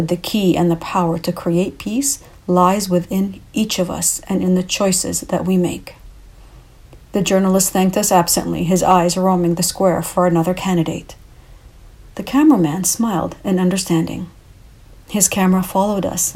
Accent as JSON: {"language": "English", "country": "Canada", "also_born_or_lived": "Lebanon (ancestry)", "said": "I'm a Canadian of Lebanese origins"}